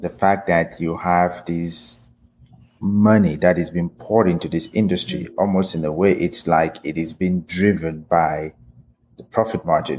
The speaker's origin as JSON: {"language": "English", "country": "Cameroon", "tie": "born or raised there", "said": "growing up in Cameroon"}